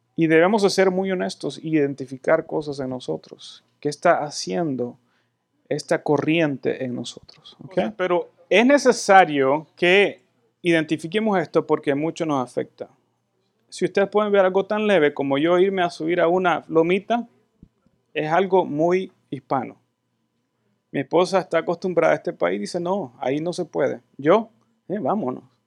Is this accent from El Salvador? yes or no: yes; El Salvador; now in United States